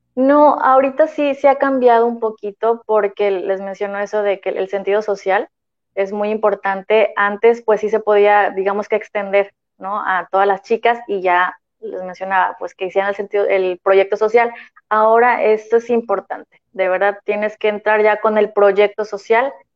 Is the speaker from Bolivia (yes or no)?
no; Tampico, Huasteca, Mexico; now in Tampico, Mexico; soy de, de la Huasteca, y sentía, bueno, y también Jaiba, ¿verdad? Mitad Huasteca, mitad Jaiba